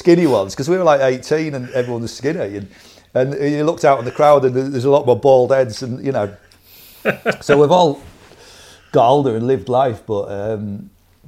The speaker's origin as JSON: {"language": "English", "town": "Scarborough", "region": "Yorkshire and the Humber", "country": "United Kingdom", "also_born_or_lived": "London", "moved": "yes"}